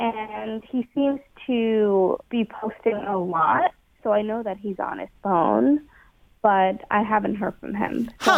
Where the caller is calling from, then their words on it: Dayton, Ohio, United States; The Dayton area.